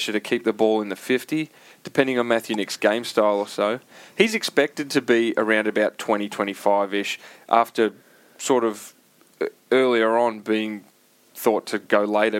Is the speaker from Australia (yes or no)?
yes; South Australia, Australia; being South Australian